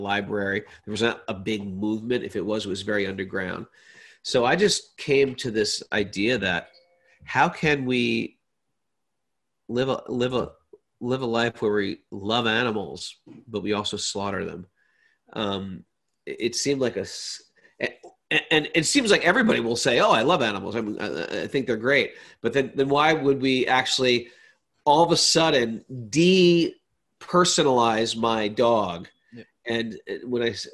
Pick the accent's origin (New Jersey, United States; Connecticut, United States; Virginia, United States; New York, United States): Connecticut, United States; moved away as an adult; also born or lived in India; I had a very big high school. I grew up in Connecticut